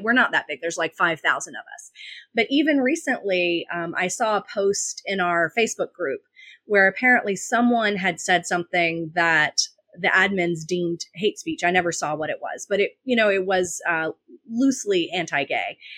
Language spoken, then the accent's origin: English; the Bible Belt, United States; I grew up in the Bible Belt